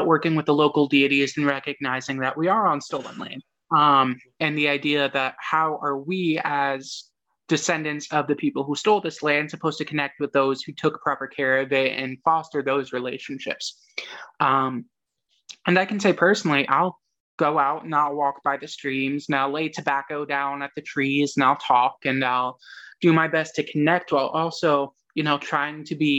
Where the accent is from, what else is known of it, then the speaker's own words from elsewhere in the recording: United States; And yes, we are American, and I fully believe that we have to recognize that and recognize that this is where we were raised